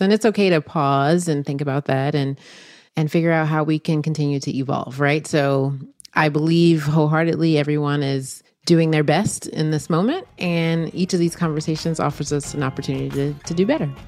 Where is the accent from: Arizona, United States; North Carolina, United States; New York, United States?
North Carolina, United States; my home state